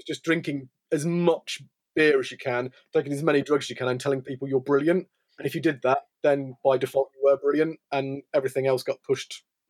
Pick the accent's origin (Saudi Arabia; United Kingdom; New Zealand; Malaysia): United Kingdom; England; Being British was amazing. I went to South Africa during this time period and I was adorned and worshipped as some sort of deity for a bit because I came from England.